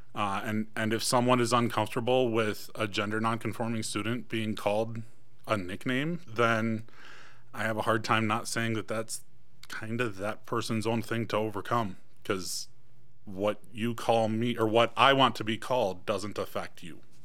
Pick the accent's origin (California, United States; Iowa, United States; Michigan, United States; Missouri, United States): Michigan, United States; moved away as an adult; now in Iron County, Utah, United States; I am originally from Michigan